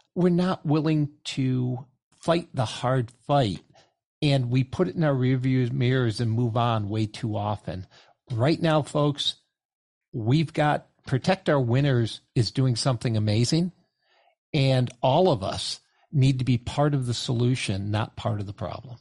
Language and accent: English; Northeast, United States; I grew up in the Northeast